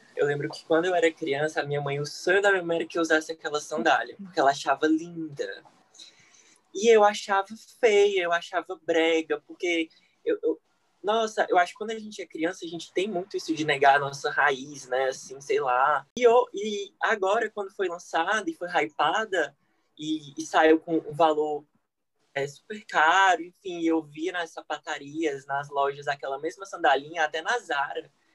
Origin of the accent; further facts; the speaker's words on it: Ceará, Brazil; eu sou do Ceará